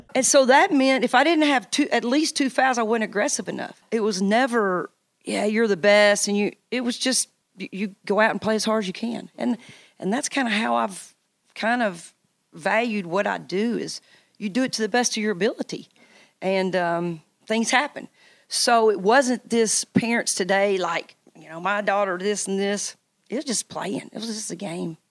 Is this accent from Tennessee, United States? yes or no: yes; Knoxville, Tennessee, United States; also born or lived in Virginia / Nebraska; this being my hometown